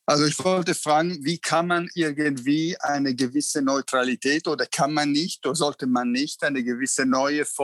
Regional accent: Italy; ich bin Italiener

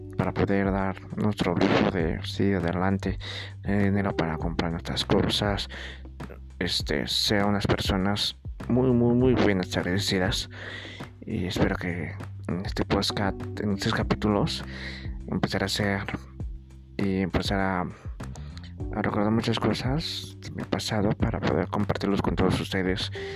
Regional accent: Tultitlán, State of Mexico, Mexico; soy de Tutitlán, Estado de México

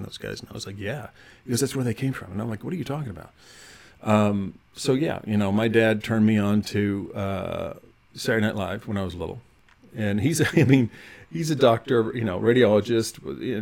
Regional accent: Oak Ridge, Tennessee, United States; also born or lived in Knoxville, Tennessee; now in Chicago, United States; I was born in Knoxville, Tennessee, and I grew up in a city outside there called Oak Ridge

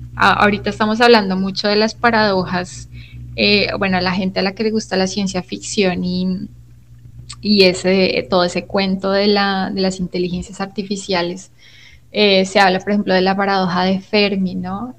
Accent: Colombia; como latinoamericanos y como colombianos

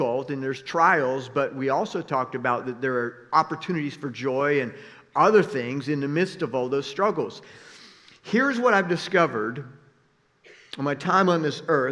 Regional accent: South Florida, United States; I'm from South Florida

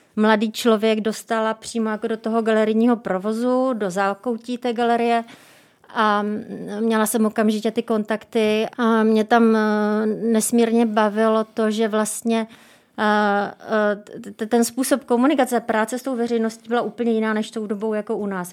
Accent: Brno, South Moravian Region, Czechia; já jsem z Brna

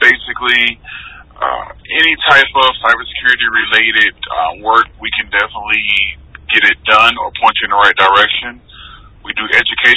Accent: Georgia, United States; moved away as an adult; also born or lived in Virginia / Pensacola, Florida; Moved back to my home state of Georgia

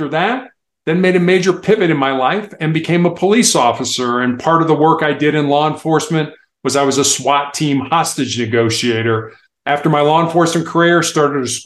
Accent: United States; I am from the United States

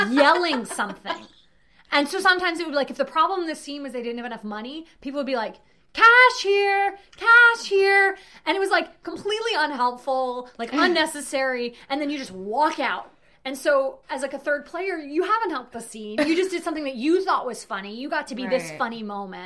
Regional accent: New York City, New York, United States; moved away as an adult; also born or lived in Orlando; I grew up in New York City. And then I moved to Orlando after college.

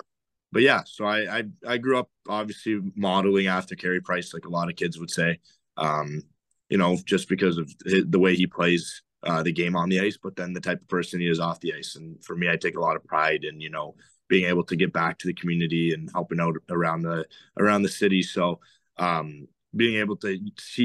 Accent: outside of Toronto, Ontario, Canada; I grew up outside of Toronto, both in Ontario

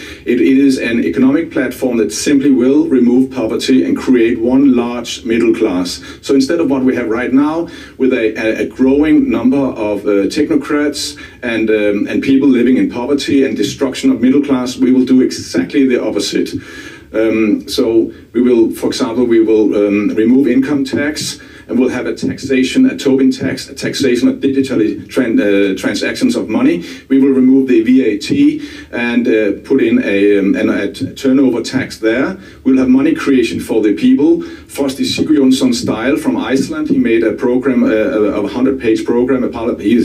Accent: Denmark; I'm from Denmark

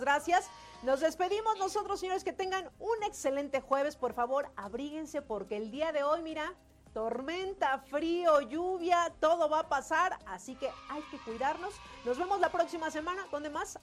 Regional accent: Mexico; nosotros como mexicanos

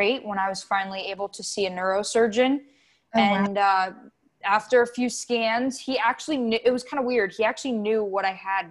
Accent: South Florida, United States; I'm from South Florida, born and raised

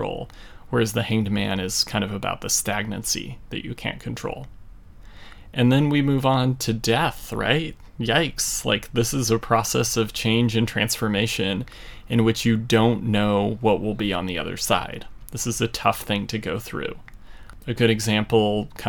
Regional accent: United States; as an American child

